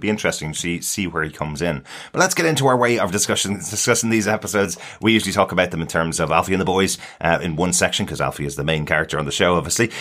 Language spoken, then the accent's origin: English; Ireland; we're from Ireland